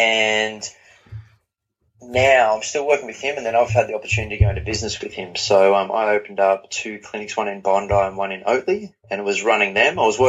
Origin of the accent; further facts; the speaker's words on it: Newcastle, North East England, United Kingdom; Yeah, so I grew up in Newcastle, which is big football community